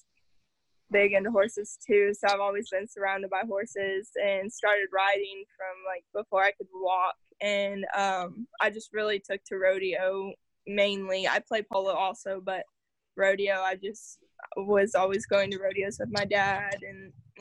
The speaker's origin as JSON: {"language": "English", "town": "Utopia", "region": "Texas", "country": "United States", "tie": "born or raised there", "said": "I'm from Utopia, Texas, which is just west of San Antonio in, like, the hill country"}